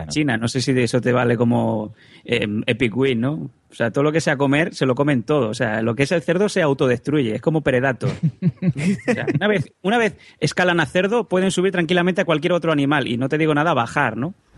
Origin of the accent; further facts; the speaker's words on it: Esparreguera, Catalonia, Spain; Esparraguera, ¿no? Es un pueblo